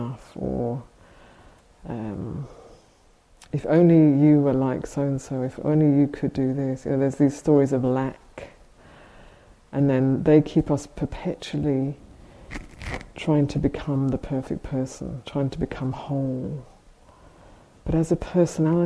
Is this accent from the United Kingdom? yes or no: yes; United Kingdom; we're both British